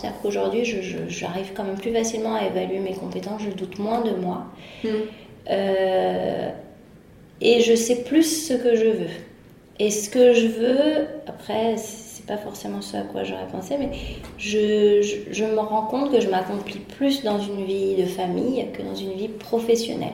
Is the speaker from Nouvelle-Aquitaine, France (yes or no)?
no; Paris, Île-de-France, France; de naissance, j'ai toujours grandi à Paris